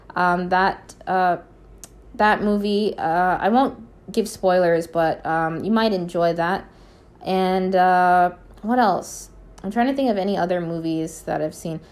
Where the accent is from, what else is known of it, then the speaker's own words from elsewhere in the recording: Minneapolis, Minnesota, United States; I was born in Minneapolis, Minnesota